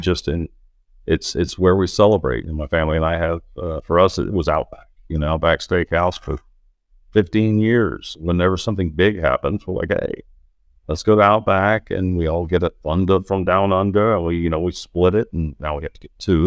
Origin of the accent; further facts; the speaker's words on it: Norman, Oklahoma, United States; I grew up in Norman, Oklahoma